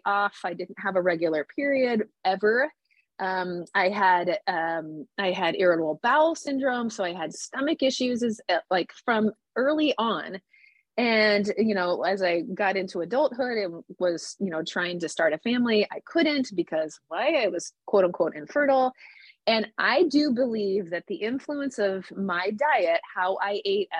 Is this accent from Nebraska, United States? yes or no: yes; Nebraska, United States; I grew up in the Midwest, in Nebraska